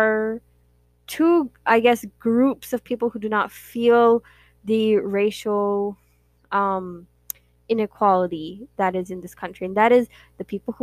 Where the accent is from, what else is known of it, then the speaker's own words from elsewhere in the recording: United States; We are born and raised here, and that is one thing that our parents really pride themselves in, is that they have kids that are born and raised in America